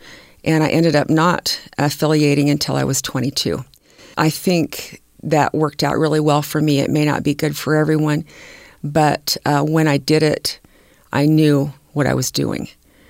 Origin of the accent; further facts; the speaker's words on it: California, United States; born there; I was born in California, and it was rather integrated down there.